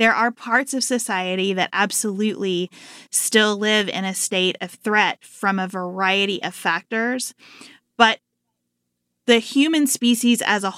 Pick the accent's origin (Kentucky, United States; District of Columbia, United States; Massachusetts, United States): Kentucky, United States; Livermore; I went to the library in Livermore, Kentucky, where I grew up. Population, about 1,500. I always tell people, 2 banks, 1 grocery store, 0 stoplights. That's Livermore.